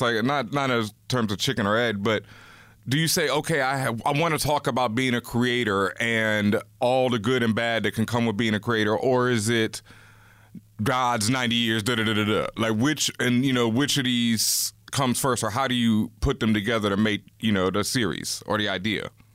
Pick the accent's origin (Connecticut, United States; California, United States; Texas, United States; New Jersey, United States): Texas, United States; Houston; I grew up in Houston, Texas, and Houston back then was very segregated